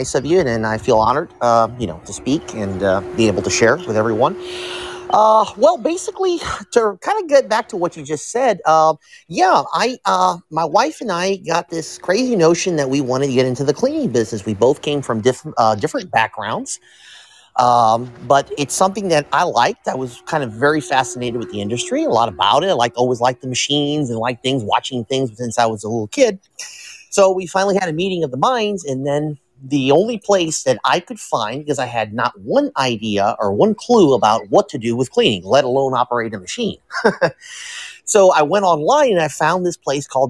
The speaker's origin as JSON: {"language": "English", "town": "Tampa", "region": "Florida", "country": "United States", "tie": "born or raised there", "said": "I was born here in Tampa. I'm a Tampa native."}